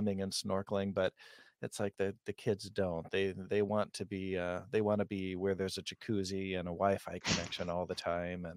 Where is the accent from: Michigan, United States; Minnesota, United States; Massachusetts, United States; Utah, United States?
Michigan, United States; west coast of; accent: flat Midwest accent; our accent here, and because I'm on the west coast of Michigan, is pretty similar to Chicago.